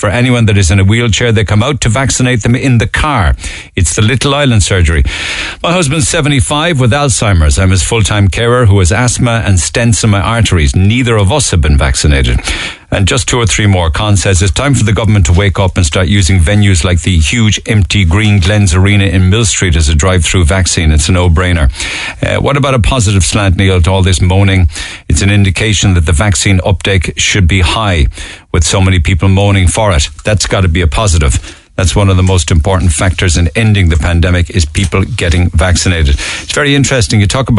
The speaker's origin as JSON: {"language": "English", "country": "Hungary", "moved": "yes", "lives_now": "Ireland", "said": "I'm from Hungary originally, in Ireland 17 years."}